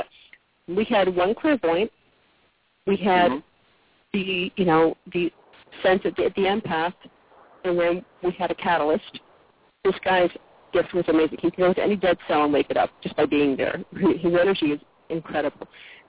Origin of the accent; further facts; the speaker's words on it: Connecticut, United States; now in Mississippi, United States; Actually, when I came down here to Mississippi, it's funny because I came from Connecticut.